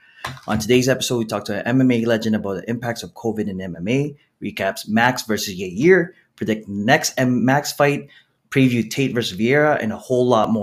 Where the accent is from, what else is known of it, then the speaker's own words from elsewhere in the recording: Philippines; I'm the Filipino podcasting machine